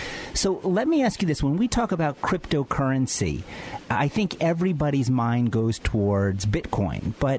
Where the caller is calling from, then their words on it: Philadelphia, Pennsylvania, United States; I'm calling in from Philadelphia.